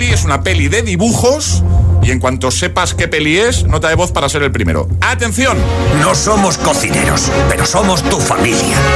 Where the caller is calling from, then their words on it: Alcorcón, Community of Madrid, Spain; Muy buenas chicos, ¿qué tal? … de Alcorcón.